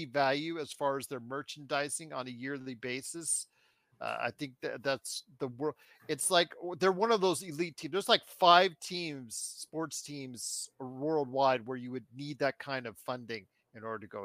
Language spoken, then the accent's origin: English; Inglewood, California, United States; I was born in Inglewood